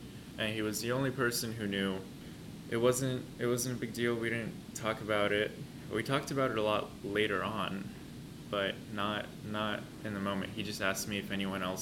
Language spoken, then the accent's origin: English; New York, United States; also born or lived in Poland; I was born in Poland. I've lived most of my life in New York